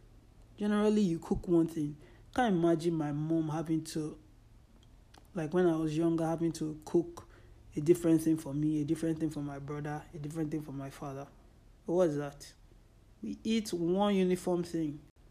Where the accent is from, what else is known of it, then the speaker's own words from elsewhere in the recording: Nigeria; But I'm Nigerian, Yoruba, It is inconceivable to assume I can survive long without pepper or Nigerian food.